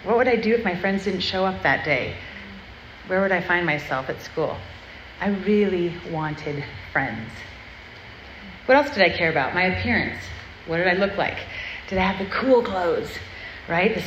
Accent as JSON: {"language": "English", "region": "Southern California", "country": "United States", "tie": "born or raised there", "said": "I grew up in Southern California"}